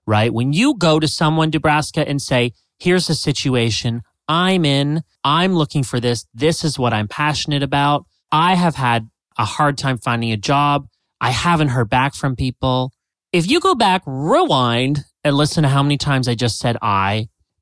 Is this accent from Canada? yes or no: yes; Canada; moved away as an adult; now in United States; I'm Canadian